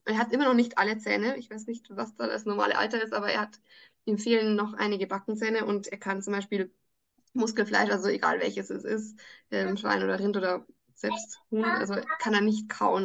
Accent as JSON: {"language": "German", "region": "Salzburg", "country": "Austria", "said": "bei uns in Salzburg"}